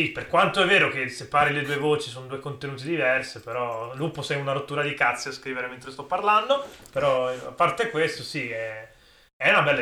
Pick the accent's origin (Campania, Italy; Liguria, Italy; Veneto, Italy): Veneto, Italy; Venice; born there; now in Udine, Italy; io sono nato nella Serenissima, cioè a Udine mi sono solo trasferito